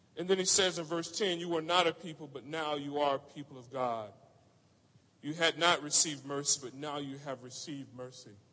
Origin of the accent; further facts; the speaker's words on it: Orlando, Florida, United States; moved away; I grew up in Orlando, Florida